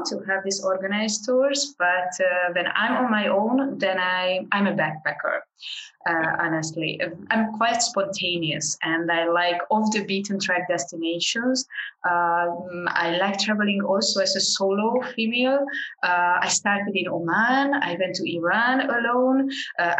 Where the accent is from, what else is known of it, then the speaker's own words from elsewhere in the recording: Hungary; I'm from Hungary originally, and I work with Hungarian groups abroad